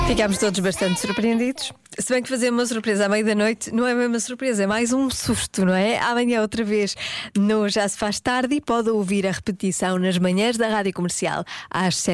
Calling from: Matosinhos, Porto District, Portugal; É o … de Matosinhos. Olá …. Uh, como sou aqui do Norte, eu vou apostar e vou acreditar

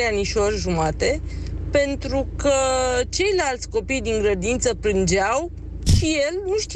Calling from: Bucharest, Romania; Sunt … din București.

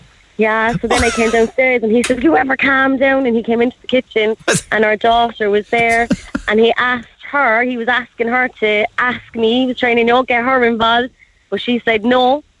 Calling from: Dublin Hill, County Cork, Ireland; I'm living in Dublin Hill.

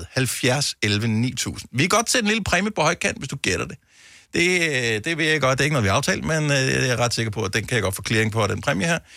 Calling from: Trige, Central Denmark Region, Denmark; Jeg kommer fra Trige ved Aarhus.

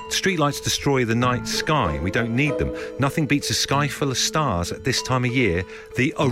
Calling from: Essex, East of England, United Kingdom; I'm calling from Essex.

